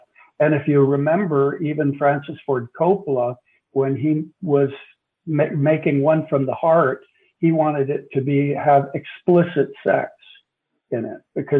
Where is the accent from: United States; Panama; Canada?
Panama; and I lived in, I was brought up in Latin America, so I was living in Panama at that time, And we didn't have television. This is the 50s.